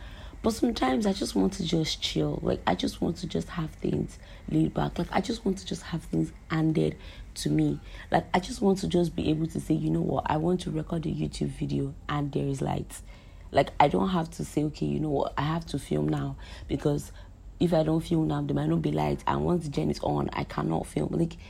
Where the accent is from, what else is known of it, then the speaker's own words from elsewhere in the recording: Nigeria; So today's episode, as you can tell already, is just life as a Nigerian, right? As in life as a young adult living in Nigeria.